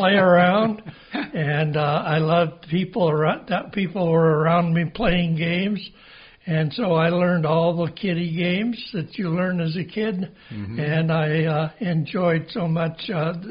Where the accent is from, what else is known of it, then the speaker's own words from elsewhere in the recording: Springfield, Oregon, United States; also born or lived in New Mexico / Milwaukie, Oregon; I moved from New Mexico, where I was born, to the state of Oregon, where my dad took a job in Springfield, Oregon, as the principal of Springfield High School, where I ended graduating from in 1952